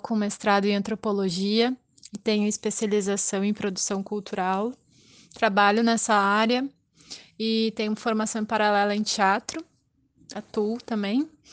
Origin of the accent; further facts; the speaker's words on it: Porto Alegre, Rio Grande do Sul, Brazil; sou de Porto Alegre